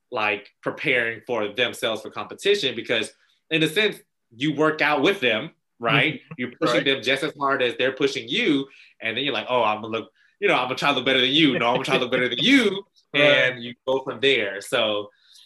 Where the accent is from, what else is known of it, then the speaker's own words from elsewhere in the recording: the South, United States; we're from the South